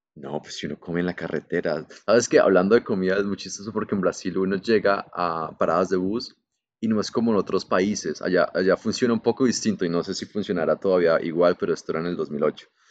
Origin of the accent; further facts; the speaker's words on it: Colombia; soy colombiano